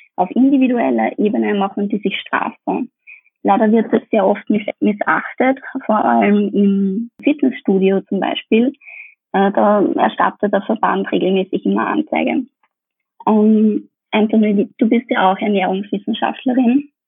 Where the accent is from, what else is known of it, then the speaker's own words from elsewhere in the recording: Austria; bei uns in Österreich